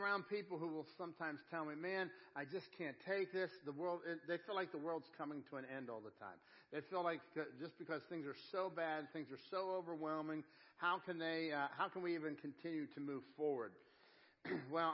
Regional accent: Pittsburgh, Pennsylvania, United States; I'm from Pittsburgh

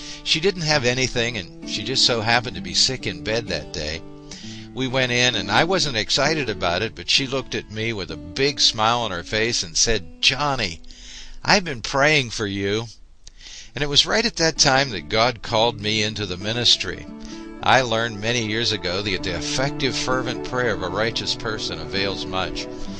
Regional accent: Pittsburgh, Pennsylvania, United States; my hometown, Sheridan, the Sheridan section of Pittsburgh.

